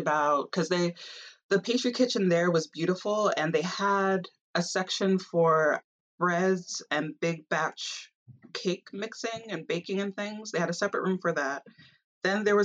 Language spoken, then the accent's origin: English; Long Island, New York, United States; growing up on Long Island and just growing up in a majority of a white space